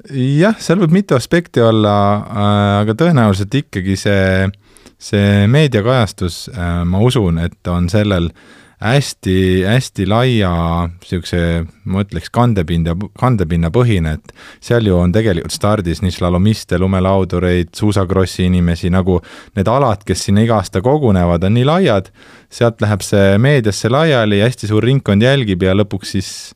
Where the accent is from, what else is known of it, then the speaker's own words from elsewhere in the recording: Tartu, Tartu County, Estonia; also born or lived in Kääriku; ma tegelikult kasvasin üles Tartus